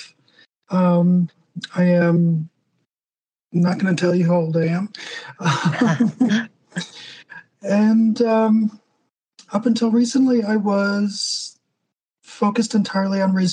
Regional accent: New Jersey, United States; now in New Mexico, United States; New Jersey was right there, and that's where I'm from

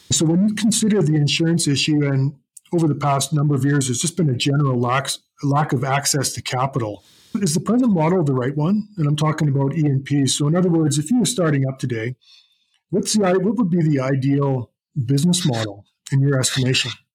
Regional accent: Canada

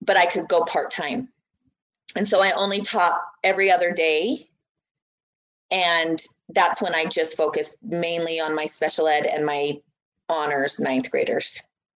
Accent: American Fork, Utah, United States; when I'm from American Fork, he was there when I went to school at American Fork Junior

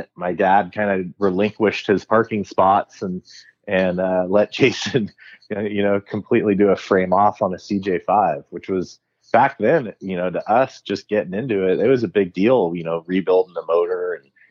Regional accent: Danville, California, United States; I was born and raised in Danville, California

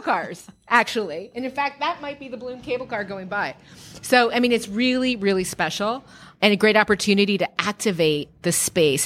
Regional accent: San Francisco, California, United States; growing up in San Francisco

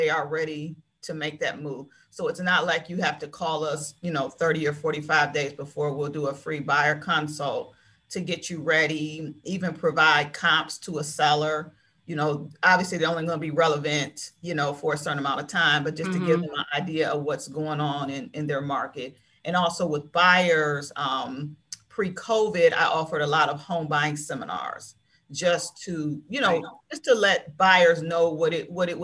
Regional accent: Maple Heights, Ohio, United States; I grew up in Maple Heights. I grew up on Anthony Street in Maple Heights.

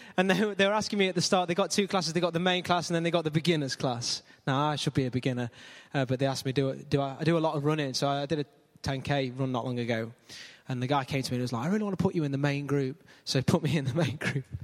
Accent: Ilkeston, East Midlands, United Kingdom; Born and raised in Ilkeston, always lived in Ilkeston.

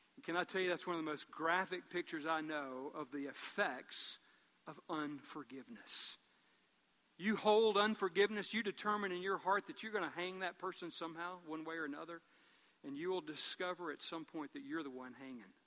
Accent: Columbus, United States; I was from Columbus

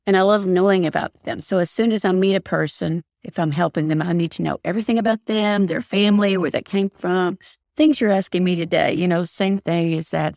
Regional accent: Knoxville, Tennessee, United States; now in Texas, United States; I was born and raised in Knoxville, Tennessee

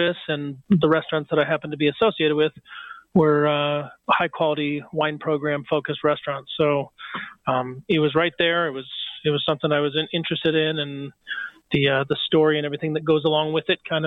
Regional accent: Boulder, Colorado, United States; born and raised in Boulder, Colorado

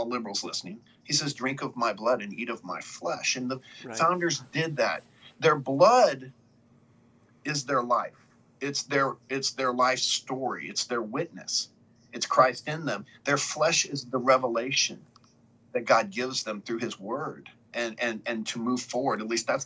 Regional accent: United States; as an American citizen, as someone born in the greatest nation in the world

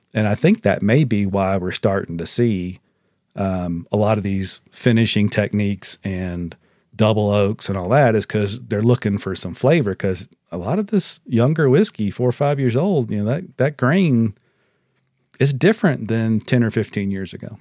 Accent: United States; as American consumers

